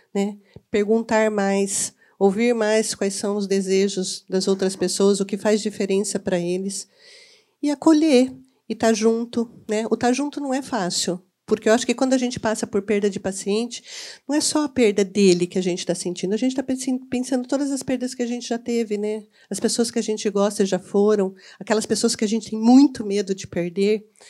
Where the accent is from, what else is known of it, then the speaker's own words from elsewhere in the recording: Campinas, São Paulo, Brazil; eu sou campineira